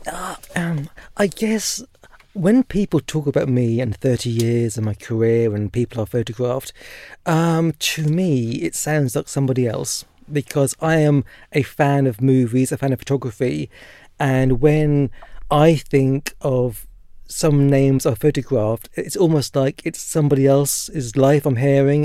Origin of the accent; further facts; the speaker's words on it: Norfolk, East of England, United Kingdom; I was born and raised in Norfolk and very proud to be from there